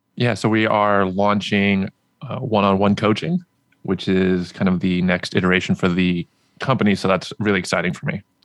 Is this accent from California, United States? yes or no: yes; Anaheim, California, United States; I grew up in Southern California.